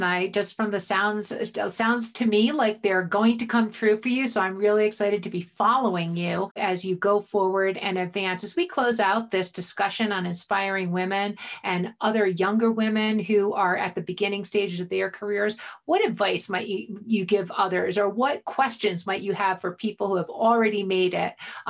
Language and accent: English; Boulder, Colorado, United States; We're from Boulder. You live in Boulder right now. And I live in Boulder.